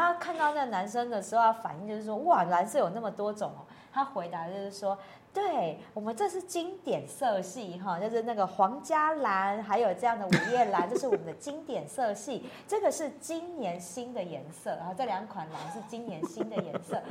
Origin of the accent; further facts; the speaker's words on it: Taiwan; 我们很多代的台湾人